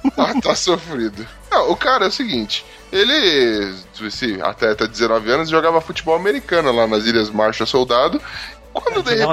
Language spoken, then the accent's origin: Portuguese; Brazil; Como brasileiro